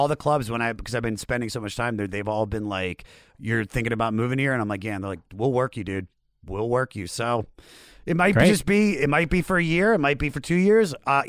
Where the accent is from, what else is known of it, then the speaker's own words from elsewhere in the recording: Washington, D.C. area, United States; I grew up in the Washington, D.C. area.